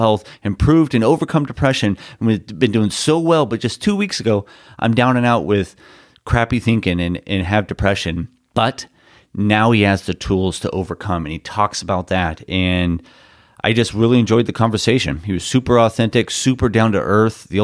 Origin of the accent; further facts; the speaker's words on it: Newport Beach, California, United States; I grew up here in Newport Beach